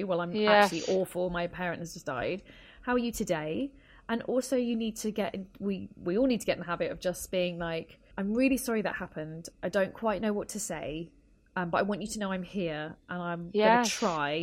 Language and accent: English; United Kingdom; first language English; I am able to navigate and advocate for myself within the NHS system. So it's a system I grew up with. English is my first language.